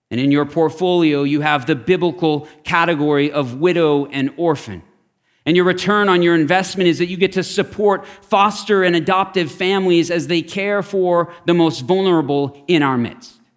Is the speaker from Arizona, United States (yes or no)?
yes; Scottsdale, Arizona, United States; I grew up in Scottsdale.